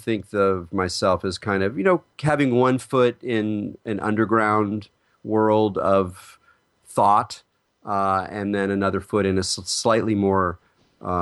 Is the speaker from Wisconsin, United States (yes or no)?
no; California, United States; I'm from California